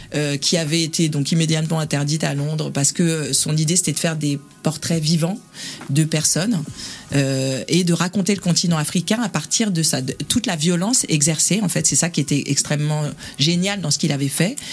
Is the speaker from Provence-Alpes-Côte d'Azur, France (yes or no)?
no; southern suburbs of Paris, Île-de-France, France; je suis né à Paris 13 et j'ai grandi en banlieue sud